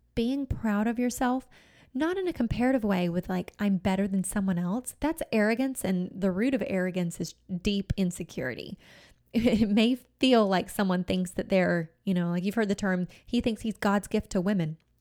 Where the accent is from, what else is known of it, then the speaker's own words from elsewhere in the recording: United States; being an American